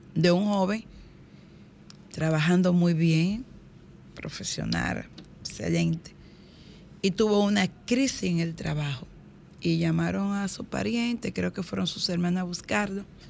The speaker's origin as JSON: {"language": "Spanish", "town": "Higüey", "region": "La Altagracia", "country": "Dominican Republic", "tie": "born or raised there", "said": "Higüey, mi pueblo"}